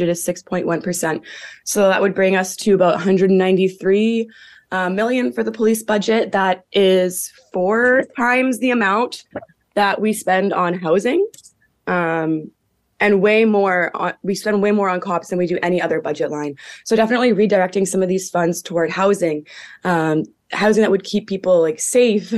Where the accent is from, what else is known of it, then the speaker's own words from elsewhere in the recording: Hamilton, Ontario, Canada; also born or lived in Six Nations; I'm actually Mohawk from Six Nations, born and raised in Hamilton, Ontario